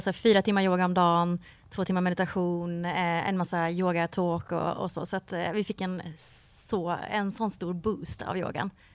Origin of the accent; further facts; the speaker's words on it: Mark Municipality, Västra Götaland, Sweden; moved away as an adult; now in Varberg, Sweden; jag växte upp i Marks kommun som är en timme härifrån ungefär.